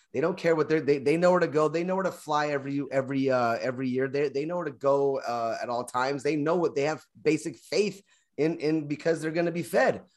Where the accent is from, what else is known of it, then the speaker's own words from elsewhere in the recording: Kentucky, United States; I'm from Kentucky